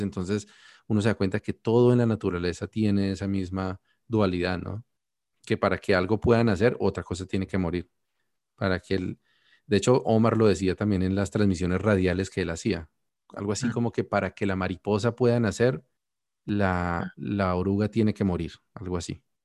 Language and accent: Spanish; Colombia; now in Canada; yo ya no vivo en Colombia es como yo morí en Colombia y nací en Canadá.